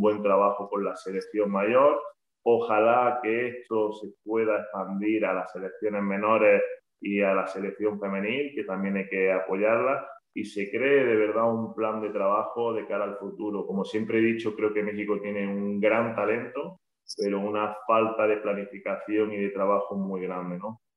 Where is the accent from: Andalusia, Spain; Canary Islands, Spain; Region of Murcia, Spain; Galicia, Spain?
Andalusia, Spain; Granada; en casa, en Granada, de donde yo soy